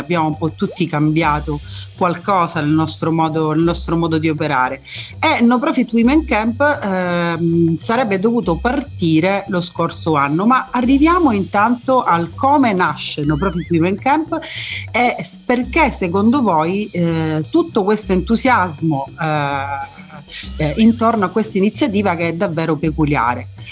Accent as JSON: {"language": "Italian", "town": "Messina", "region": "Sicily", "country": "Italy", "said": "sono messinese"}